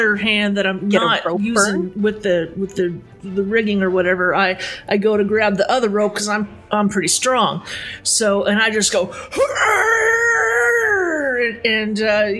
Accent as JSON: {"language": "English", "region": "New York", "country": "United States", "said": "I'm from New York"}